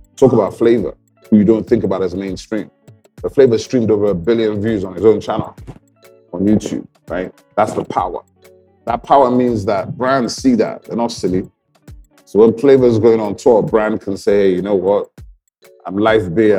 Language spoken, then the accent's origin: English; Enugu, Enugu State, Nigeria; also born or lived in England; when I was eight years old, nine years old, I came back from England to Enugu